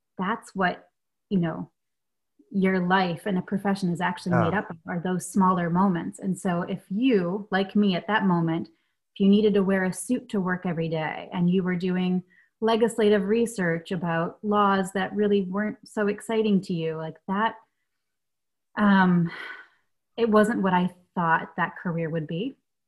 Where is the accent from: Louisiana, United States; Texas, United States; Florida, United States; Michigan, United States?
Michigan, United States; also born or lived in Germany; And I did grow up bouncing between both Michigan and Germany, but I was born in Michigan.